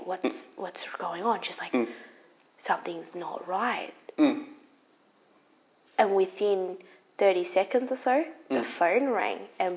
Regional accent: Melbourne, Victoria, Australia; I was brought up in Melbourne and I was quite young.

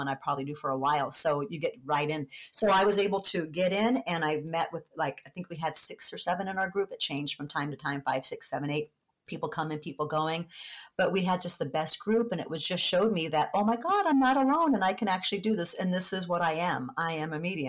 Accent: San Diego, California, United States; moved away; being down in San Diego, it's my hometown

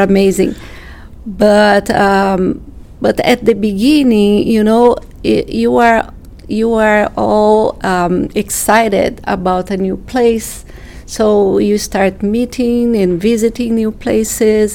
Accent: Brazil; moved away as an adult; I'm from Brazil, and my family also is from Brazil

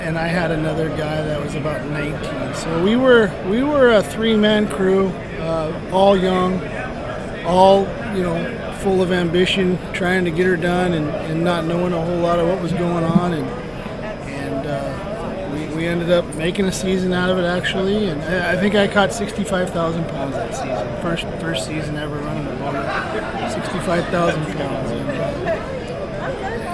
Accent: Kodiak, Alaska, United States; I was born in Kodiak, Alaska, and born into the industry. My father was a fisherman

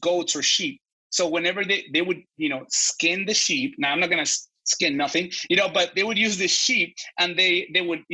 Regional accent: Mexico; moved away; I grew up in Mexico

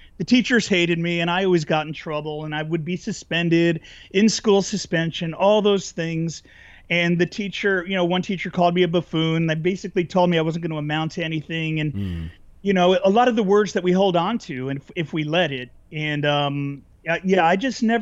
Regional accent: New Jersey, United States; now in California, United States; I grew up in New Jersey

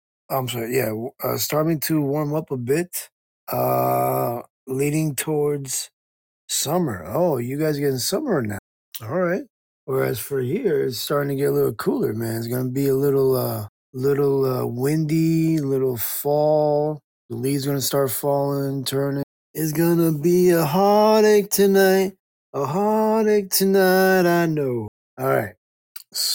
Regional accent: Calgary, Alberta, Canada; I'm from Calgary, Alberta, Canada. That's just me.

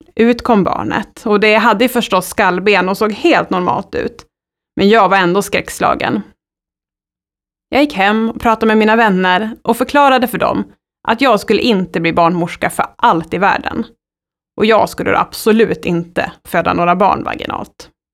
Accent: Sundsvall, Västernorrland County, Sweden; Jag är född i Sundsvall under trygga former av min sjuksköterskemor

